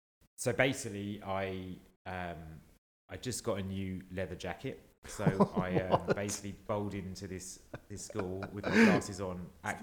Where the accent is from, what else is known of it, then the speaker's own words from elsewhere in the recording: Welling, London, United Kingdom; also born or lived in Stevenage; that was when I lived in Stevenage. And then I transferred to the school that I did most of my primary schooling in Oakland.